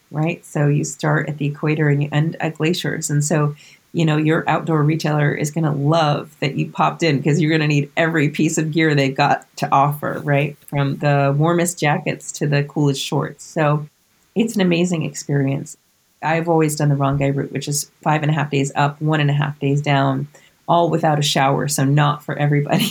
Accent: Vermont, United States; now in New Jersey, United States; my home state of Vermont and here in New Jersey

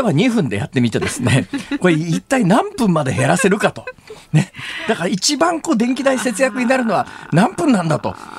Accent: Saitama, Japan; now in Osaka, Japan; 私の出身校であるところの埼玉県立川越高校

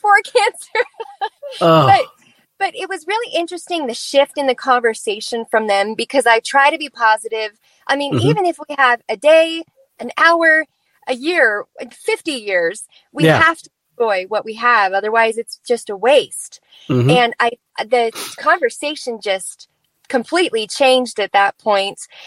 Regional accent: Idaho, United States; here I'm from Idaho

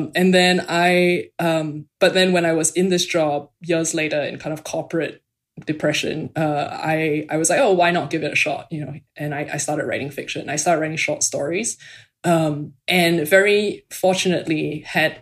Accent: Singapore; moved away as an adult; now in United States; So I'm from Singapore. I grew up there.

